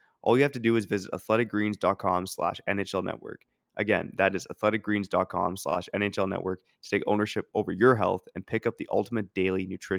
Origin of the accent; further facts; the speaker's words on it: Surrey, British Columbia, Canada; I'm from Surrey.